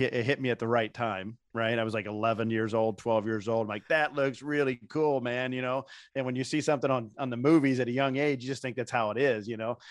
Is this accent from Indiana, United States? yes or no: yes; Indiana, United States; moved away as an adult; I grew up in Indiana